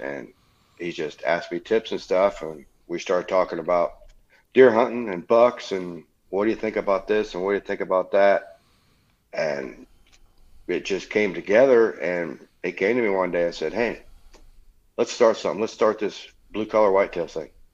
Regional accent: Leesburg, Indiana, United States; now in Akron, United States; I was originally born in Leesburg, Indiana

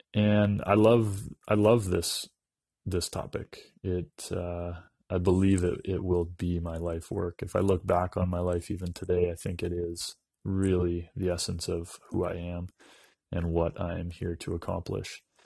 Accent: Dawson Creek, British Columbia, Canada; I'm a northern British Columbia boy. I grew up in Dawson Creek, B C

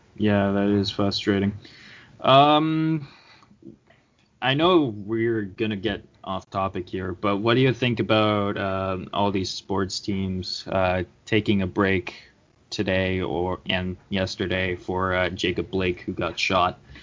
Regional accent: Canada; I'm Canadian.

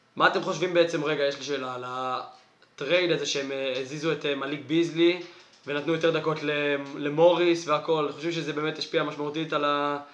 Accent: Israel; אני ישראלי

